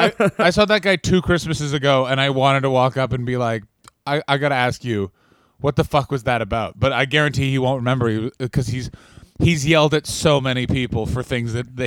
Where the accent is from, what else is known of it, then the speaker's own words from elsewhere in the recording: Chicago, Illinois, United States; I'm from Chicago.